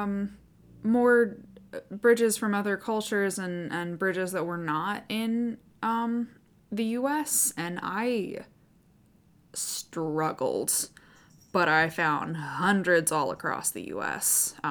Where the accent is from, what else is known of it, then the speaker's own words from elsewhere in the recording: the South, United States; I am from the South